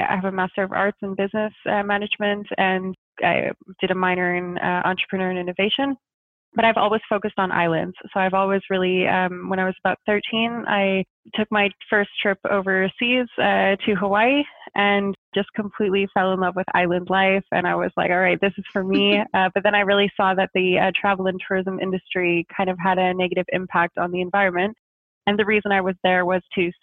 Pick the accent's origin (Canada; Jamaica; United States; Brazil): Canada; just outside of Montreal, Quebec; moved away as an adult; also born or lived in Germany / Nova Scotia; now in Amsterdam, Netherlands; I'm originally from just outside of Montreal, just west of Montreal, and I lived there until I was about 18